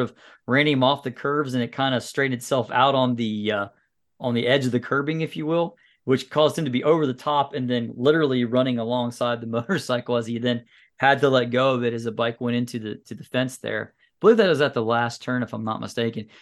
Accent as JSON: {"language": "English", "country": "United States", "said": "as an American"}